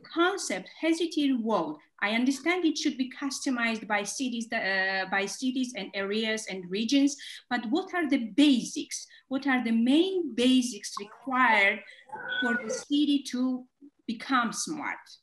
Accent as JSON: {"language": "English", "country": "Georgia", "said": "I'm originally from Georgia"}